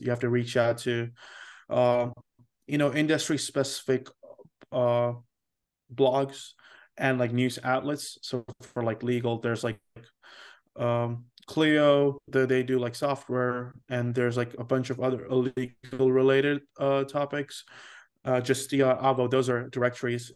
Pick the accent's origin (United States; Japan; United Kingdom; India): India; moved away; also born or lived in Seoul, South Korea; I am Indian